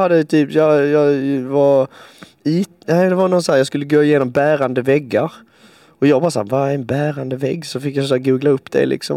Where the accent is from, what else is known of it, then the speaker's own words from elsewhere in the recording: Svarte, Skåne, Sweden; now in Stockholm, Sweden; i min hemstad så är eh, den är väldigt liten